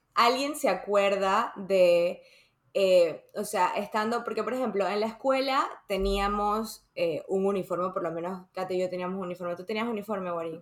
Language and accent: Spanish; Panama; also born or lived in Dominican Republic; cuando yo me mudé de República Dominicana a Panamá, me metieron a una escuela